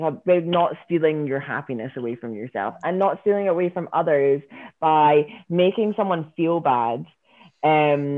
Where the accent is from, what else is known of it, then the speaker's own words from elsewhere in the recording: Scotland, United Kingdom; I'm Scottish.